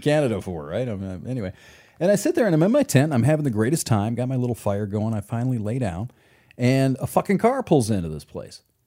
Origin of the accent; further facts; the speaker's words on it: Michigan, United States; I'm from Michigan